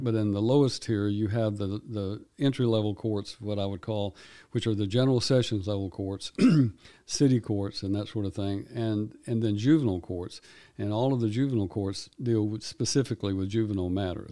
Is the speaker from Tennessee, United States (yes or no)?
yes; Erin, Tennessee, United States; I grew up in Houston County, over in Erin